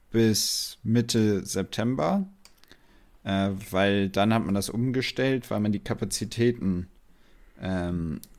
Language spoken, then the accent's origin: German; Portugal; weil ich bin aus Portugal, wie du, wie du ja weißt, der Rest aber nicht